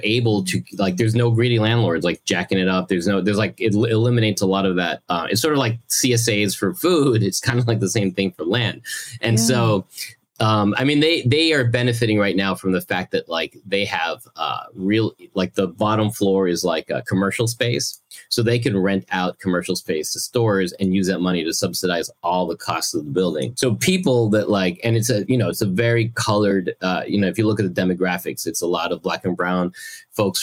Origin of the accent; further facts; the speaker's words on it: Massachusetts, United States; also born or lived in Mexico; now in Queens, New York, United States; I grew up in Massachusetts